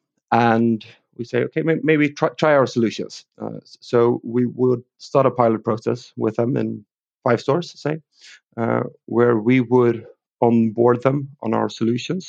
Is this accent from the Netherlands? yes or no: no; Sweden; English is a second language; also born or lived in London, England; I am from Sweden.